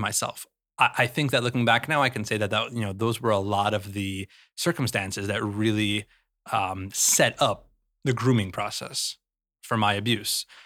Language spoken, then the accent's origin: English; Salt Lake City, Utah, United States; I grew up in Salt Lake City